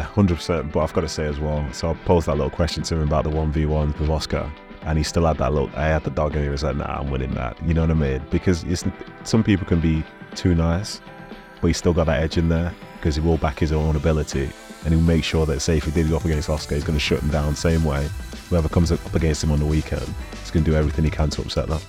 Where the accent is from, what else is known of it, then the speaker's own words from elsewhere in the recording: Nigeria; I'm from Nigeria